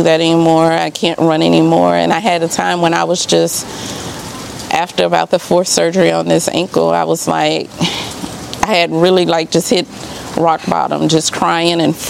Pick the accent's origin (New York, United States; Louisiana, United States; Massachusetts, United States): Louisiana, United States; Baton Rouge; moved away as an adult; also born or lived in Texas / Dallas; now in Kempner, United States; I'm originally from Baton Rouge, Louisiana